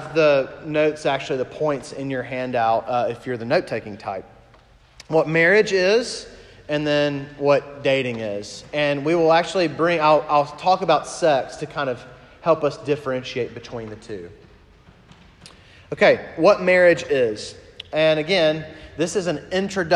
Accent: Huntsville, Alabama, United States; moved away; I just officiated actually my first wedding in Alabama, in my hometown, Huntsville.

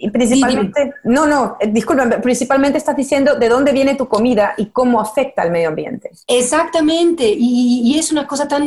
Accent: Peru; Yo como peruana también me siento tan responsable, ¿no?

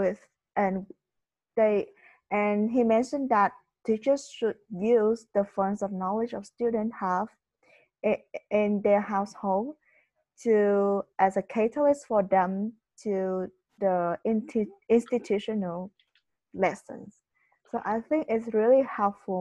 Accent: Vietnam; born or raised there; moved away

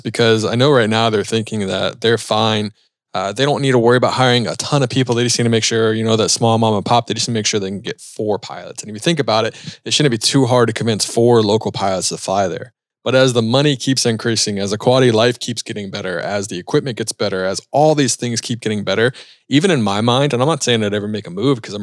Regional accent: Charlotte, North Carolina, United States; I'm from Charlotte

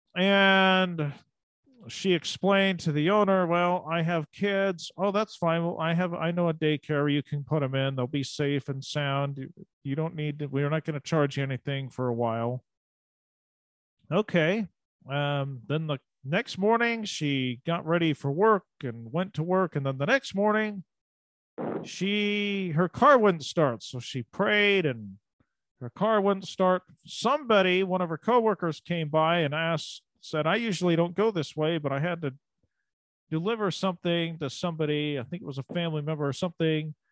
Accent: United States; also born or lived in Eastern Oregon / Western Idaho; I grew up in Eastern Oregon and Southwest Idaho, or Western Idaho

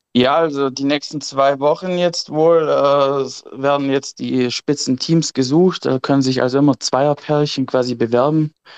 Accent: Germany; bei uns in Deutschland

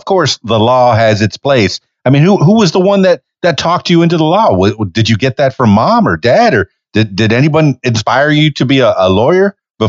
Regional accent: Miami, Florida, United States; now in Arkansas, United States; Well, I'm in Arkansas, but I'm from Miami. So my first year of school was a lot of partying on the beach, you know, in Fort Lauderdale. And that's where I went to high school in Broward.

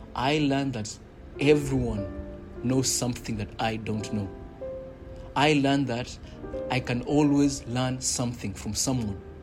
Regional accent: Kenya; growing up in Kenya, we did have in primary school

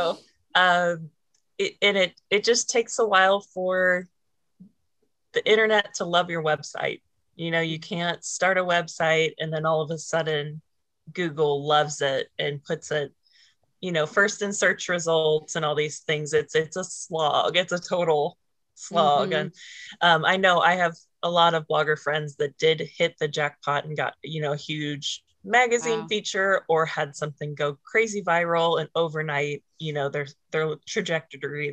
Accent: just outside of Jefferson City, Missouri, United States; I was born just outside of Jefferson City, Missouri, and stayed there up until college

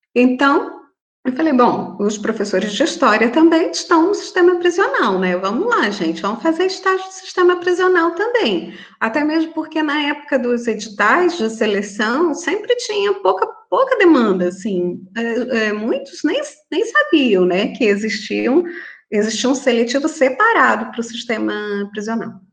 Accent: Florianópolis, Santa Catarina, Brazil; moved away; eu sou natural de Florianópolis

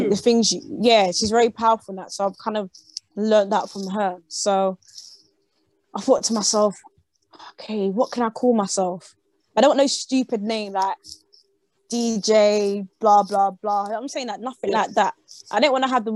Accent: London, United Kingdom; I'm from London.

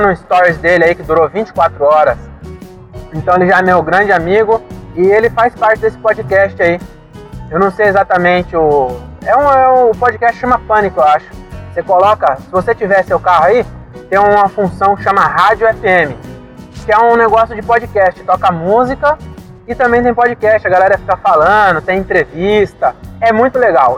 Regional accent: Francisco Morato, São Paulo, Brazil; eu sou um MC, só que eu sou de Morato, então MC lá é diferente

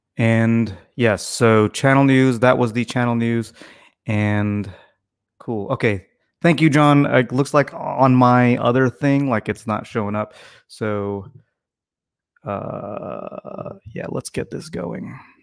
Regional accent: Tennessee, United States; growing up in Tennessee

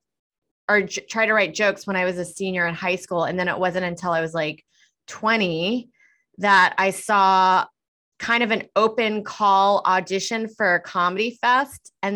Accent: Houston, Texas, United States; moved away as an adult; now in New York City, United States; I'm actually from Houston, Texas, and I started there and moved up here 12 years ago

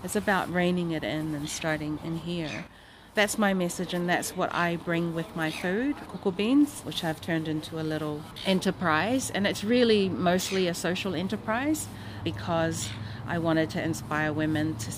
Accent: Samoa; we grew up in Samoa

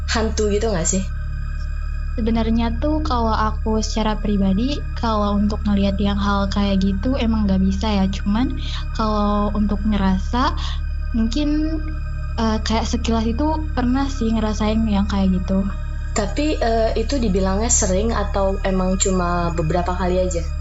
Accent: Belitung, Bangka Belitung Islands, Indonesia; Asalnya dari Belitung.

